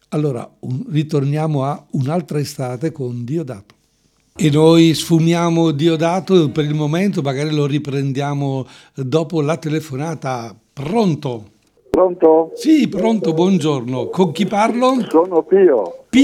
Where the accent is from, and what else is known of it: Quinzano d'Oglio, Lombardy, Italy